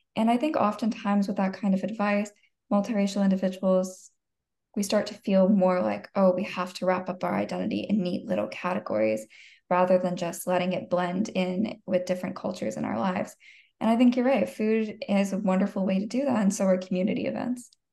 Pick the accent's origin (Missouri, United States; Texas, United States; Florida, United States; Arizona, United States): Arizona, United States; growing up in it, being raised in Arizona